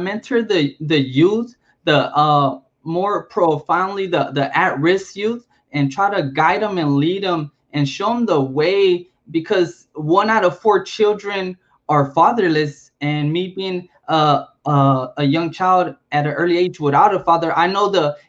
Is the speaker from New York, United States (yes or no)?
no; Compton, California, United States; also born or lived in Chicago; I was born in Chicago and raised in Compton